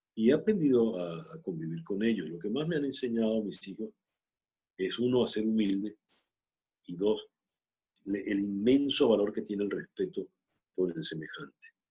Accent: Venezuela; moved away; also born or lived in Mexico; Seguir siendo venezolano lo único que somos

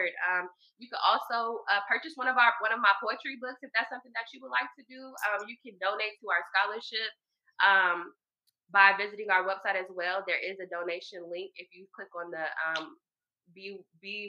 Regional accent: Marietta, Georgia, United States; I'm from Marietta, Georgia, born and raised.

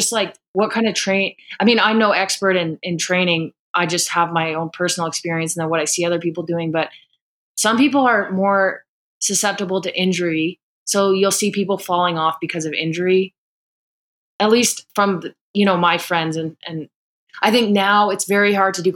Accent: Calgary, Alberta, Canada; I came back to Calgary

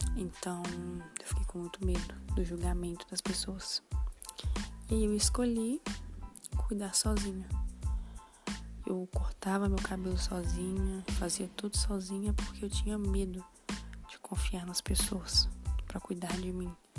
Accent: Minas Gerais, Brazil; tenho 21 anos e sou de Minas Gerais.

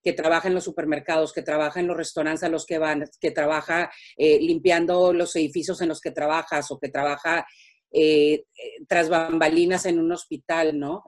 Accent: Mexico; now in United States; cuando nos salimos de México

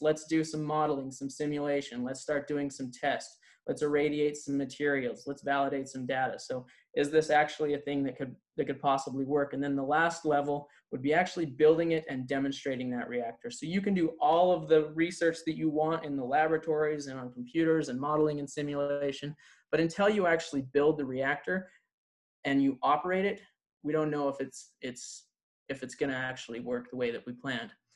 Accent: Idaho Falls, Idaho, United States; I am from Idaho Falls

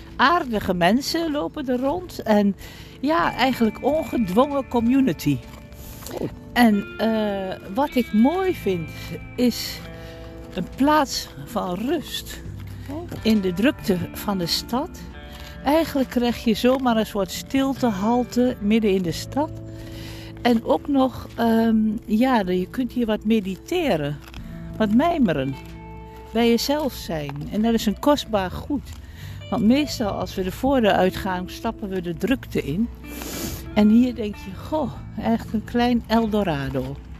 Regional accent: Almelo, Overijssel, Netherlands; now in Nijmegen, Netherlands; ik kom uit Almelo

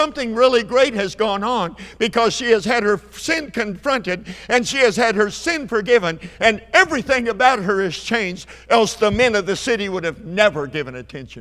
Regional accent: Perry, Oklahoma, United States; My hometown's Perry, Oklahoma

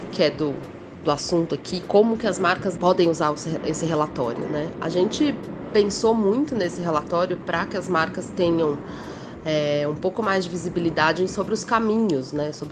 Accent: São Paulo, Brazil; eu sou de São Paulo.

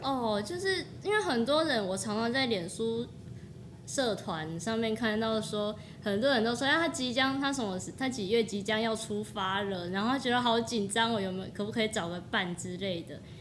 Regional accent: Taiwan; 我一个来自乡下，我在台湾，我就来自那种小镇的地方

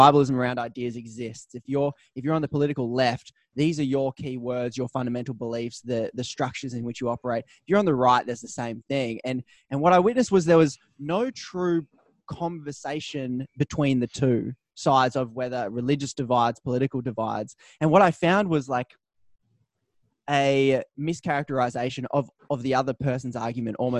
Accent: Newcastle, New South Wales, Australia; moved away; also born or lived in Melbourne; I grew up in Newcastle, Australia, moved to Melbourne

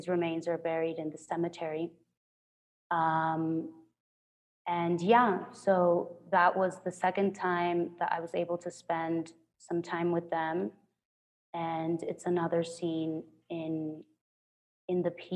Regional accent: Culiacán, Sinaloa, Mexico; prior in Culiacán, my hometown

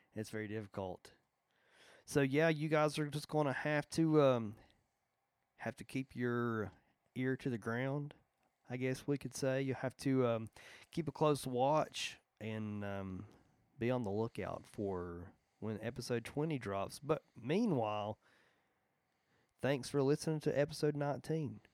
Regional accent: Logan, West Virginia, United States; I am from Logan West, Virginia

